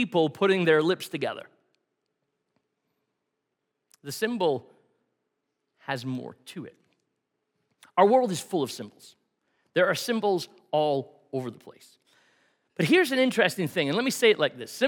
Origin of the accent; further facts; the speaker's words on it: Scotland, United Kingdom; now in Canada; I'm Scottish